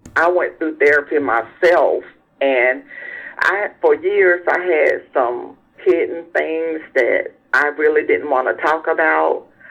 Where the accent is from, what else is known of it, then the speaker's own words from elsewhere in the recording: South Carolina, United States; I'm from South Carolina